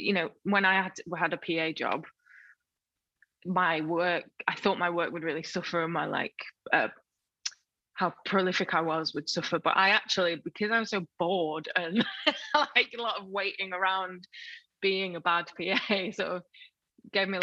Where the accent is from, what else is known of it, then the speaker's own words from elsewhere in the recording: Sheffield, Yorkshire and the Humber, United Kingdom; also born or lived in Rotherham; I was born in Rotherham, and so grew up just outside of Sheffield, and so Sheffield was my city